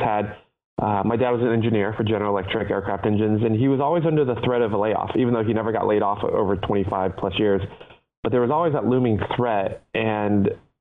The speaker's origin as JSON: {"language": "English", "town": "Cincinnati", "region": "Ohio", "country": "United States", "tie": "born or raised there", "also_born_or_lived": "Taipei, Taiwan", "second_language": "English"}